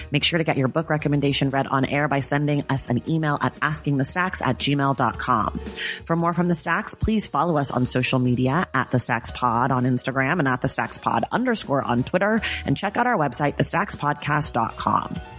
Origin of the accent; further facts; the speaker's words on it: San Francisco Bay Area, California, United States; I grew up in the Bay Area.